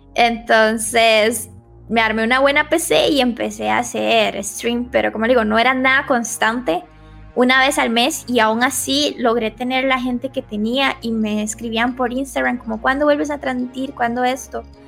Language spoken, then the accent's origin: Spanish; Limón, Costa Rica; now in Greater Metropolitan Area, Costa Rica; realmente soy de Limón.